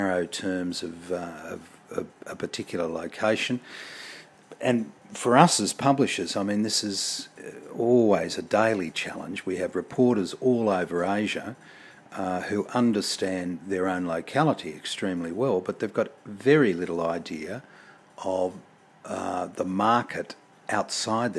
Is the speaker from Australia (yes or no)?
yes; Australia; Being an Australian